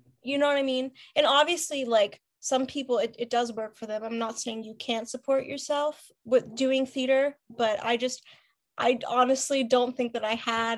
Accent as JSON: {"language": "English", "town": "Pittsburgh", "region": "Pennsylvania", "country": "United States", "tie": "born or raised there", "also_born_or_lived": "Philadelphia", "moved": "as an adult", "said": "I lived in the same house since I was a baby. My mom was born and raised in Pittsburgh too, so born and bred"}